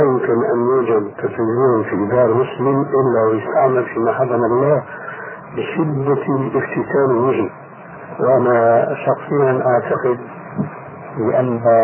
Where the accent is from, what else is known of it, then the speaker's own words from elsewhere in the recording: Egypt; عندنا في مصر